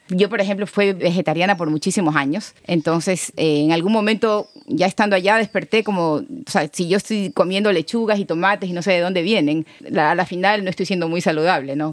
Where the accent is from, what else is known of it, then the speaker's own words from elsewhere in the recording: Bahía de Caráquez, Manabí, Ecuador; also born or lived in Quito, Ecuador / Germany; yo soy de Bahía de Caracas